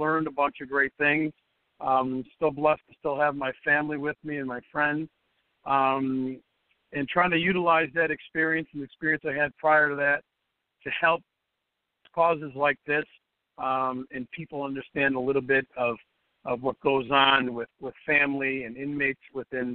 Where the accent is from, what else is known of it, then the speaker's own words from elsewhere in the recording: Chicago, Illinois, United States; I was born and raised in Chicago. I still live in Chicago